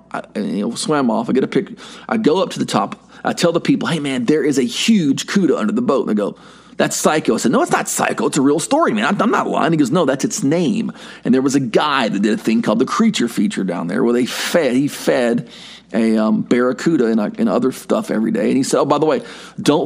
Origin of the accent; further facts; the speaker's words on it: United States; I'm American